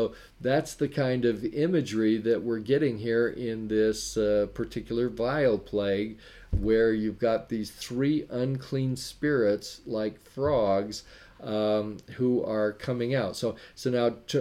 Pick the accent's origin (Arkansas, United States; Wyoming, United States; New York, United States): Wyoming, United States; moved away; also born or lived in Sacramento, California; I grew up in Wyoming